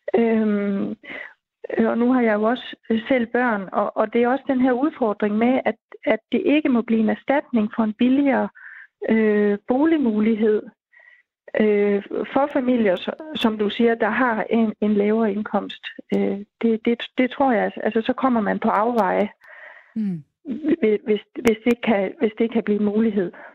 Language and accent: Danish; Denmark